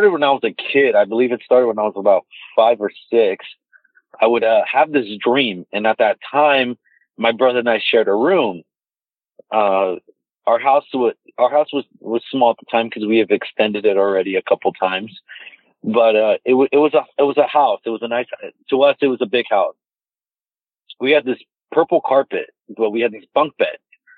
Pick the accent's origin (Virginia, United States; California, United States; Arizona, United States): Arizona, United States; Mesa; I've lived here in Mesa, Arizona my entire life.